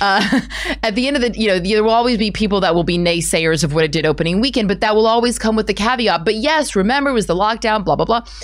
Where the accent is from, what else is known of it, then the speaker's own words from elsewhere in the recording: United States; as an American actor